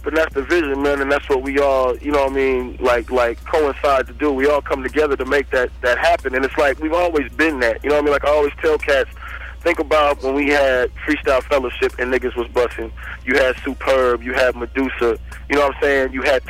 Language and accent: English; Buena Park, California, United States; also born or lived in Inglewood; I was born in Inglewood. I went from Inglewood, you know what I'm saying? When my parents got divorced... A nigga went from, damn, I can't remember, we moved so many motherfucking places. We moved from slum to slum out to Buena Park